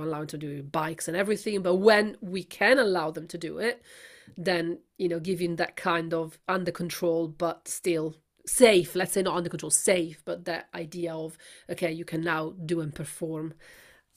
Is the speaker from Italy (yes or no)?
yes; Milan, Lombardy, Italy; I come from Milan